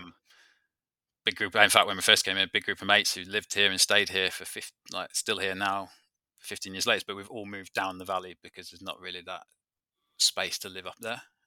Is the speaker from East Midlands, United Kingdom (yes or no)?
yes; Peak District, East Midlands, United Kingdom; moved away; I come from the Peak District, so I've always, uh, lived, though, I, I've lived and grown up in an outdoor activity centre